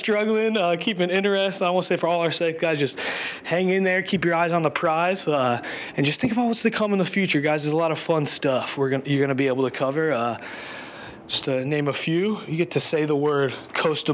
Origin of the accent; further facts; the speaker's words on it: Chicago, Illinois, United States; now in New York, United States; I'm a Chicagoan, a happy Chicagoan, currently living in New York